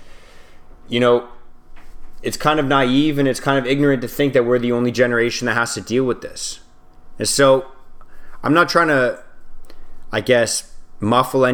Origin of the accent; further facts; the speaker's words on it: Canada; we're all Canadian